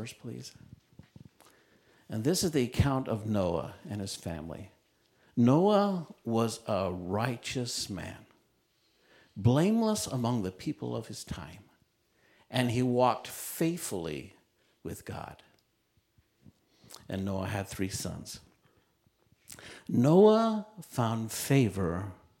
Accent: Utah, United States; I grew up in Utah, and there weren't many Christian camps around

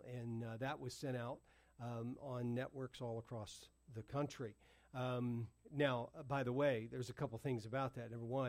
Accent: the South, United States; Listen, I remember going to, and I know I grew up in the South. I grew up in military bases, which a lot of times largely are conservatives areas.

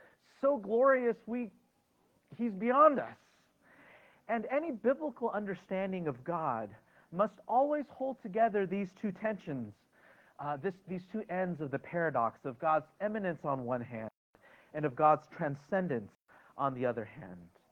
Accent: United States; as an American citizen, something I'm proud to be and grateful to be

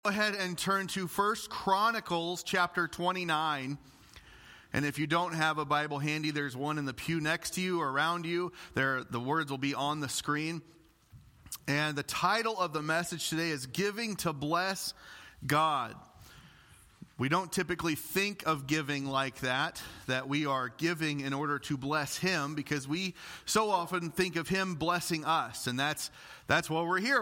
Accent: Illinois, United States; I'm from Illinois

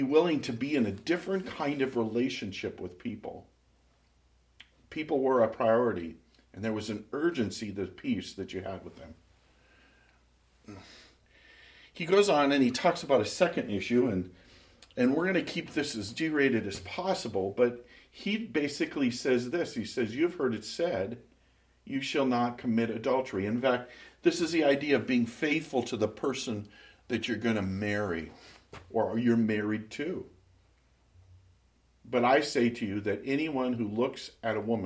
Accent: Minot, North Dakota, United States; moved away; my hometown

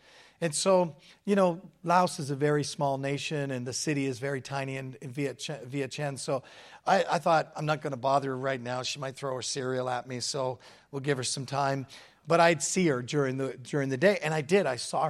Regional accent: Hamilton, Ontario, Canada; So I'm from Hamilton, Ontario, Canada.

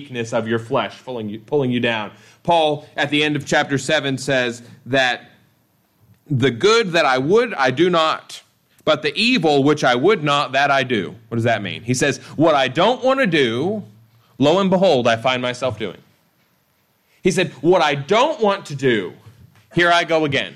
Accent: United States; I was born in the United States.

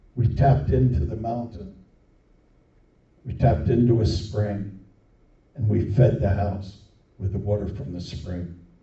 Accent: New Jersey, United States; moved away; also born or lived in upstate New York; the little town I grew up in in New Jersey

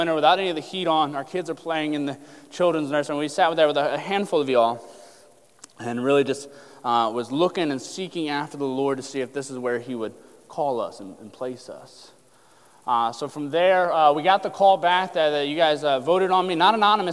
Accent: Lucasville, Ohio, United States; moved away; we're from Southern Ohio, Lucasville, Portsmouth area, right before you get to Kentucky, if you take 23 directly south

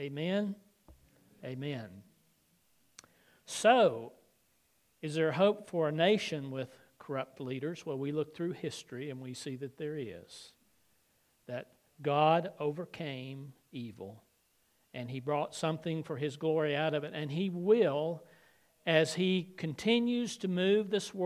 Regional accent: the South, United States; when almost everyone I knew growing up in the South went to church at some time

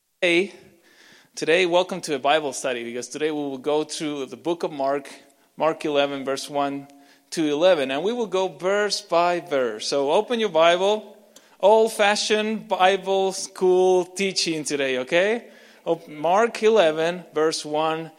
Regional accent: Argentina; English is a second language; now in Canada; I'm not Canadian, I'm Argentinian

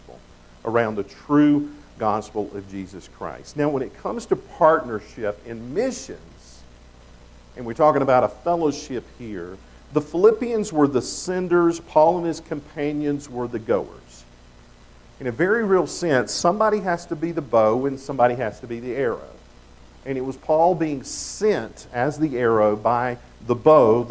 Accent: the South, United States; accent: Southern; I come from the South. I know you wouldn't have known that by my accent.

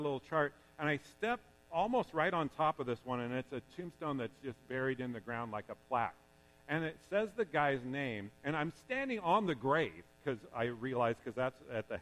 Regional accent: Pleasant Hill, United States; I grew up in Pleasant Hill and graduated from Pleasant Hill High School

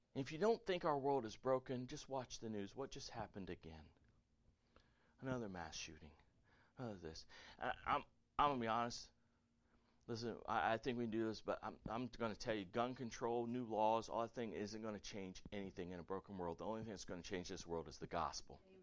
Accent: the South, United States; I grew up playing football in the South

